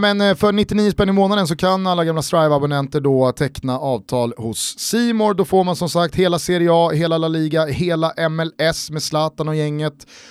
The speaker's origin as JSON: {"language": "Swedish", "town": "Stockholm", "region": "Stockholm County", "country": "Sweden", "said": "Vi är ju från Stockholm"}